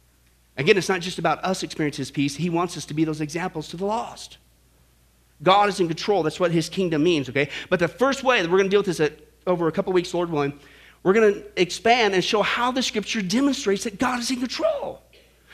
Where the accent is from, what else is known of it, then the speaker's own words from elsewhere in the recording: Kansas, United States; I grew up in Kansas